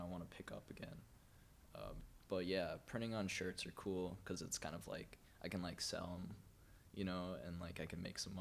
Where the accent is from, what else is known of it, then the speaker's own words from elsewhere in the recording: Menomonee Falls, Wisconsin, United States; I grew up in Menominee Falls